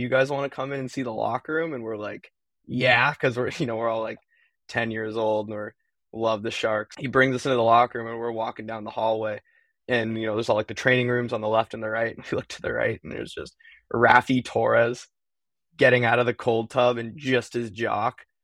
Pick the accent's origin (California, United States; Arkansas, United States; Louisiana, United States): California, United States; East Bay, Bay Area; moved away as an adult; now in Boston, United States; I'm from the Bay Area, small town in the East Bay of California